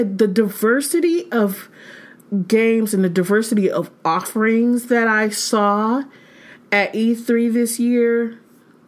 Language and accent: English; Michigan, United States; moved away; I'm originally from like Militia Central. I'm from Michigan